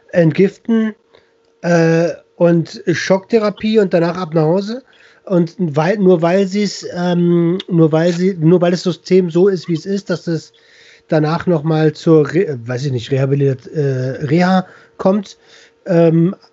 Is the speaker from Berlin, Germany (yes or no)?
yes; Berlin, Germany; Für mich als Berliner ist es immer so ganz surreal.